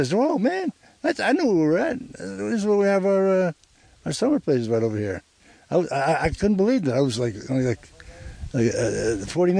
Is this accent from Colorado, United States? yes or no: no; Newark, New Jersey, United States; moved away; I was born and raised in Newark, New Jersey, but my family had a cottage over in Elk Lake. It's over near Honesdale.